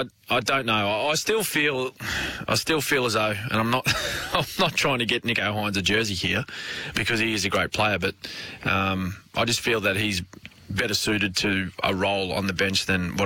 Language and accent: English; Logan, Queensland, Australia; I am from Logan